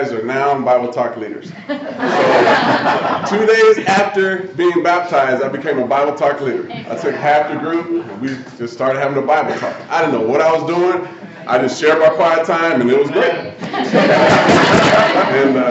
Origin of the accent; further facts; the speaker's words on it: Omaha, Nebraska, United States; just a guy who was born and raised in Omaha, Nebraska